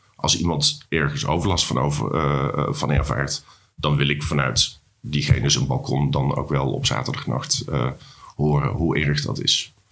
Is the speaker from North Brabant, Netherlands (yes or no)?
yes; North Brabant, Netherlands; now in Amsterdam, Netherlands; als jongetje uit, eh, uit Brabant